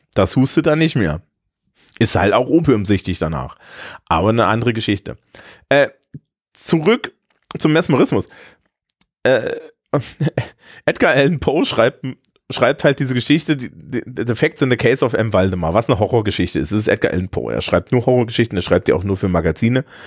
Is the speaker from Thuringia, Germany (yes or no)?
yes; Eisenach, Thuringia, Germany; in meiner Heimatstadt Eisenach